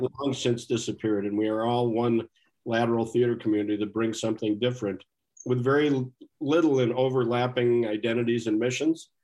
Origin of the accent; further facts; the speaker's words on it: Minnesota, United States; as a Minnesotan